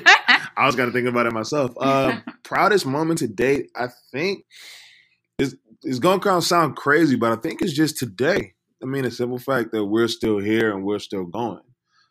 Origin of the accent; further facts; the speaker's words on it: Los Angeles, California, United States; We're young, Black, like you said in the beginning, from South Central. I'm from Watts.